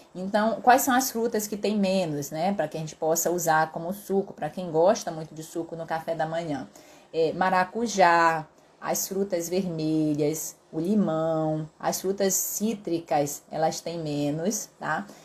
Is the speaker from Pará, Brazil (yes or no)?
yes; Pará, Brazil; eu sou paraense